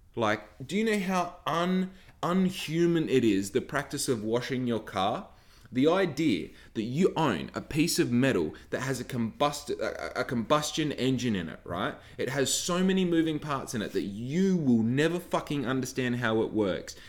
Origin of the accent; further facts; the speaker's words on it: Bunbury, Western Australia, Australia; also born or lived in Victoria; most of my life I was brought up in Bunbury